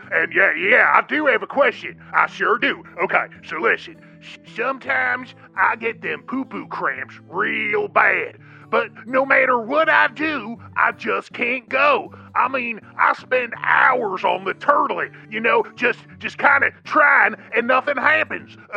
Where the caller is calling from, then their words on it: Tennessee, United States; I'm calling from Tennessee.